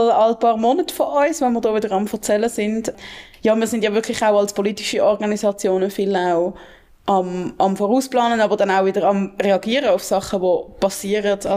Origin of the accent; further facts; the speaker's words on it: Basel, Basel-Stadt, Switzerland; ich als Baslerin freue mich natürlich besonders fest, ähm, dass das jetzt so ist